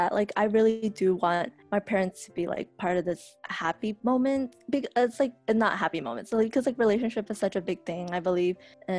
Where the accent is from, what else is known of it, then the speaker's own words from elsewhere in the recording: United States; I'm Chinese American, 21 years old.